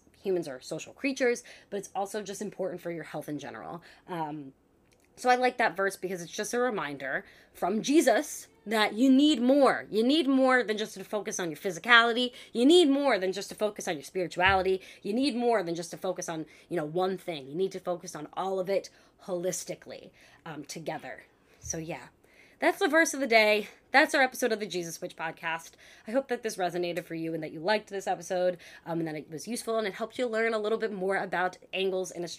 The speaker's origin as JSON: {"language": "English", "region": "New York", "country": "United States", "said": "I'm from New York."}